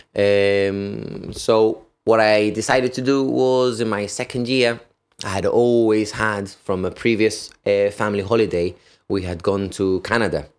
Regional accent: United Kingdom; I could enter the country being British

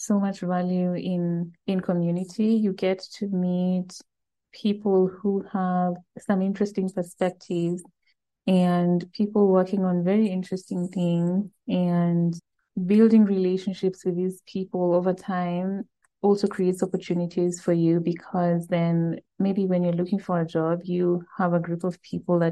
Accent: Eldoret, Uasin Gishu County, Kenya; Eldoret was my hometown

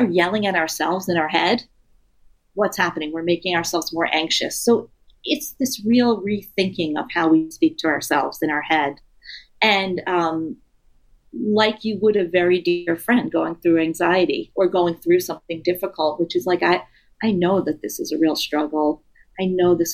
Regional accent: New York City, New York, United States; moved away as an adult; since I grew up in New York City and I lived there until a few years ago

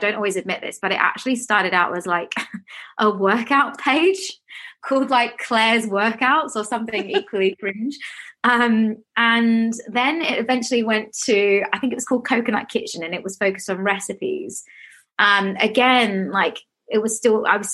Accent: Australia; now in London, United Kingdom; I grew up in Australia

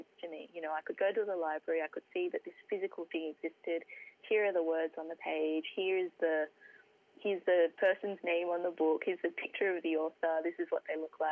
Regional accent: Sydney, New South Wales, Australia; I grew up in the Hills District in Sydney.

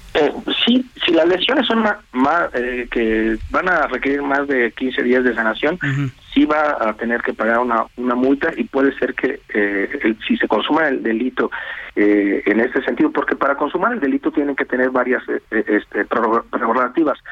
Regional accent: Mexico

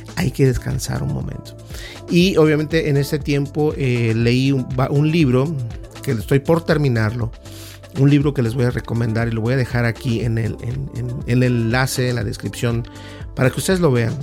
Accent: Mexico; uno como latino, como hispano, en mi caso mexicano

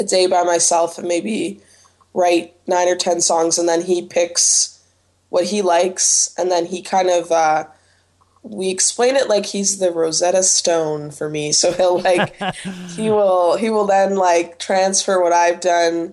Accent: Toronto, Ontario, Canada; I'm actually from Toronto, or from Weston, which is, like, kind of... It's, like, below Etobicoke

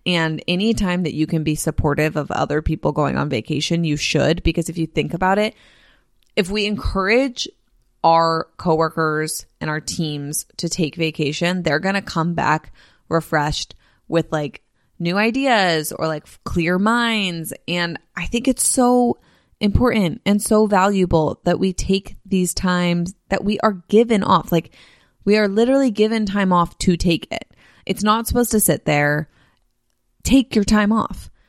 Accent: California, United States; also born or lived in Nashville, Tennessee; I grew up in California. I've lived in California for, uh, every year of my, for twenty-six years total of my life, 'cause I only lived in Tennessee and Nashville for four

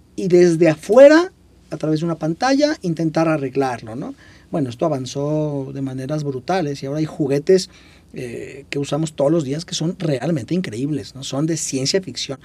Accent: Puebla, Mexico; yo soy de Puebla

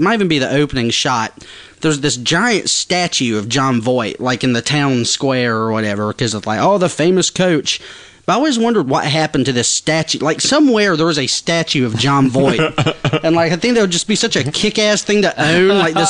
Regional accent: New Jersey, United States; It's South Jersey, actually.

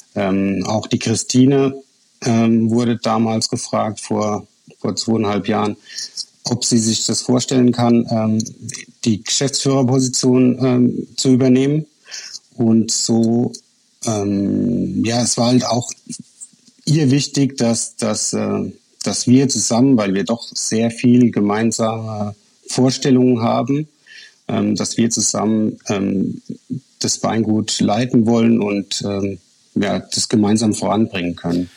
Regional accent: Rhineland-Palatinate, Germany; als äh, Pfälzer

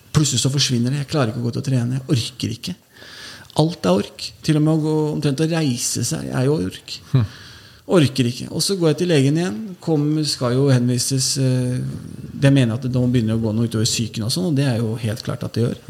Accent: Oslo, Norway; jeg vokste jo opp på Holmlia. Født og, altså, jeg kom til Holmlia da jeg var noen måneder gammel.

